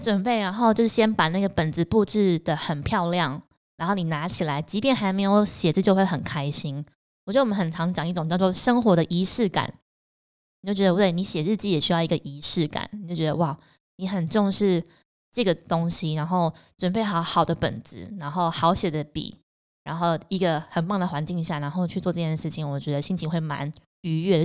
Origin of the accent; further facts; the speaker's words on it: Puli, Nantou County, Taiwan; moved away; 我老家在南投埔里